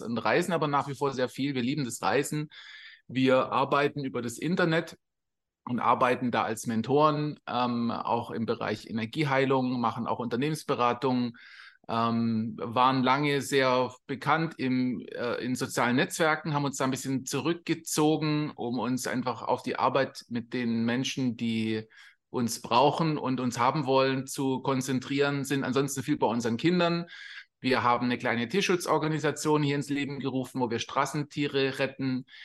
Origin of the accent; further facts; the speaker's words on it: Swabia, Baden-Württemberg, Germany; moved away as an adult; also born or lived in England; now in Costa Rica; wir kommen aus Süddeutschland, wir sind Schwabe und da ist steimler benz in Sindelfinger